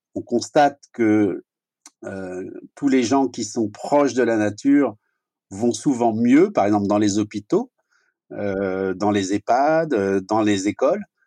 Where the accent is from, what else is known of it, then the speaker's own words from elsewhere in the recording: France; chez nous en France